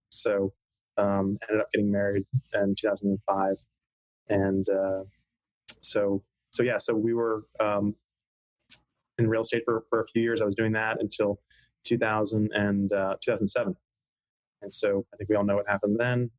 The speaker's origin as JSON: {"language": "English", "town": "Hilton Head Island", "region": "South Carolina", "country": "United States", "tie": "born or raised there", "also_born_or_lived": "Pennsylvania", "said": "I was born in Pennsylvania, in central Pennsylvania, uh, but my family moved to Hilton Head Island, South Carolina in the early 80s when I was a couple years old. So um, that's where I say I'm from"}